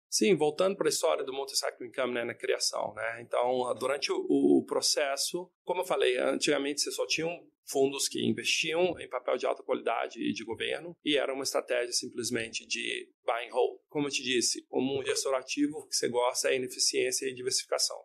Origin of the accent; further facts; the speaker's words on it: Brazil; moved away; poder vir ao Brasil sendo brasileiro